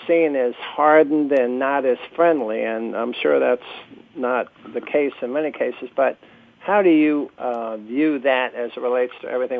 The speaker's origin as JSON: {"language": "English", "region": "New Jersey", "country": "United States", "tie": "born or raised there", "also_born_or_lived": "New York City", "moved": "yes", "lives_now": "Houston, United States", "said": "I grew up in Jersey and spent a lot of time in New York City, but those of us who were now in Houston"}